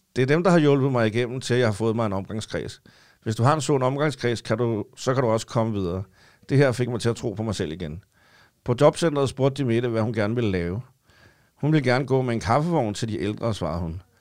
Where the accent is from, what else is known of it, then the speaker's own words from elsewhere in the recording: Copenhagen, Capital Region of Denmark, Denmark; jeg har været i København i hele mit liv